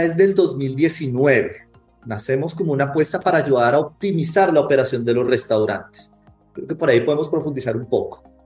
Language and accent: Spanish; Colombia; accent: Colombian; colombiano, como se pueden dar cuenta por el acento.